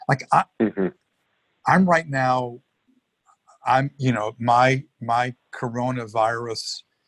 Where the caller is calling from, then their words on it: Los Angeles, California, United States; I'm calling you from Hollywood, Los Angeles. I live in Costa Rica, but I also have a little apartment here in LA because we have children and grandchildren here.